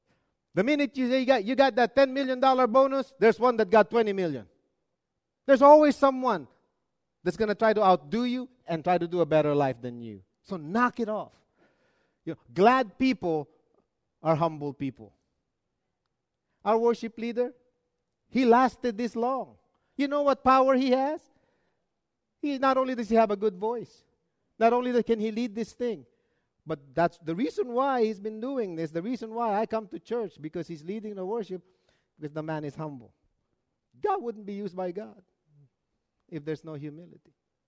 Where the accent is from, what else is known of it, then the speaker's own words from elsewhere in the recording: Arizona, United States; No, we're from Arizona.